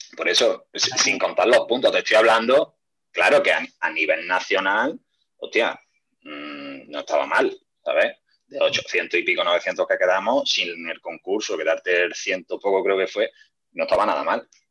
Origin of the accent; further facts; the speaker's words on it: Córdoba, Andalusia, Spain; Todos los que somos de aquí de Córdoba capital